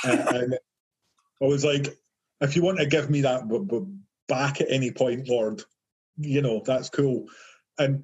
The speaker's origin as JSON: {"language": "English", "town": "Livingston", "region": "Scotland", "country": "United Kingdom", "tie": "born or raised there", "said": "my hometown in this place called Livingston, and it's just like a nowhere town with nothing there. It's a big housing estate."}